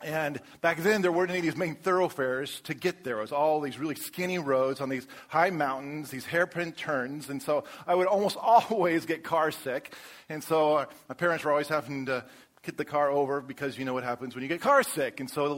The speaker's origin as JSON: {"language": "English", "region": "Colorado", "country": "United States", "tie": "born or raised there", "moved": "yes", "lives_now": "Texas, United States", "said": "I grew up in Colorado"}